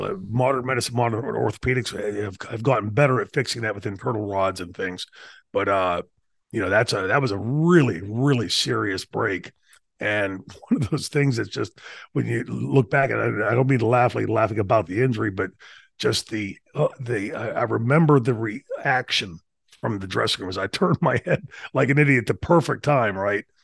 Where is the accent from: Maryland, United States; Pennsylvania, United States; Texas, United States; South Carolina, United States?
Pennsylvania, United States; Pittsburgh; I grew up in Pittsburgh